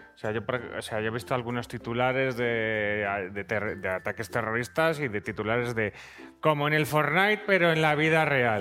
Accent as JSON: {"language": "Spanish", "town": "Zaragoza", "region": "Aragon", "country": "Spain", "said": "soy de Zaragoza"}